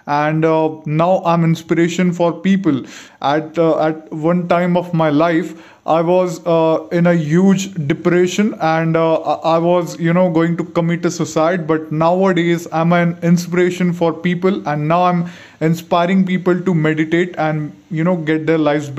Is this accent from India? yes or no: yes; India; from India. I'm 19 years old